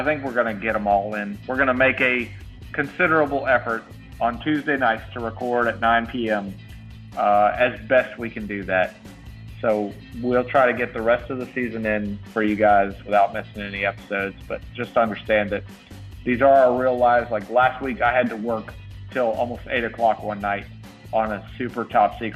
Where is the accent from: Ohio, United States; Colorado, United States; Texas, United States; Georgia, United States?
Georgia, United States; Alabama side of; I'm from the Alabama side of Georgia